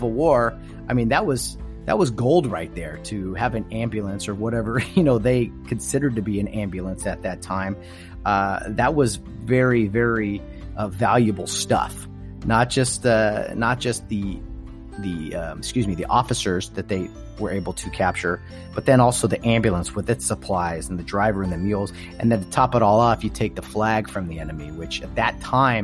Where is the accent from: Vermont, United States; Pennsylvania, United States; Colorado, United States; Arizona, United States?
Vermont, United States; I'm from Vermont